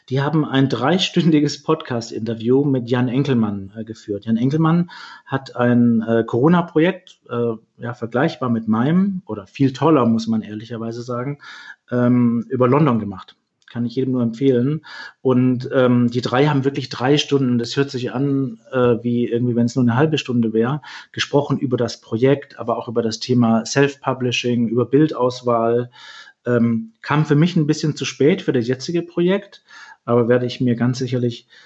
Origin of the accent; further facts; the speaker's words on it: Hamburg, Germany; meine, meine Heimatstadt Hamburg, die ja so viele ähm, äh, schöne Ansichten bietet